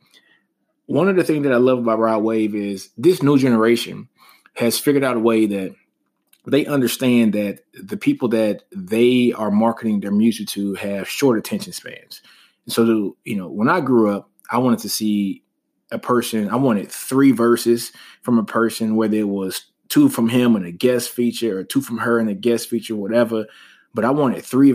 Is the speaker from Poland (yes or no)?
no; Shreveport, Louisiana, United States; I'm a Louisiana native. You guys know that. I'm from Shreveport, Louisiana